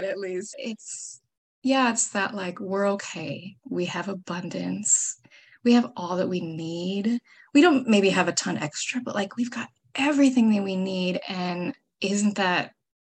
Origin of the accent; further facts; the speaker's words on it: Minnesota, United States; moved away as an adult; also born or lived in New York; I'm originally from Minnesota